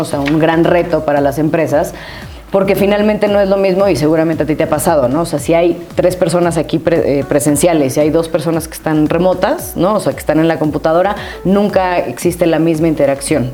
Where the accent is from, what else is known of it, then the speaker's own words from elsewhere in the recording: Mexico; moved away as an adult; also born or lived in Costa Rica; me salí de México